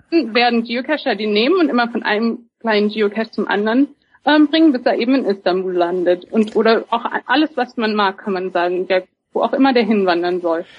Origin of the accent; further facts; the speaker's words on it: Germany; moved away as an adult; now in Seattle, United States; ich bin auch Deutsche. Ich wohne hier erst seit fünf Jahren.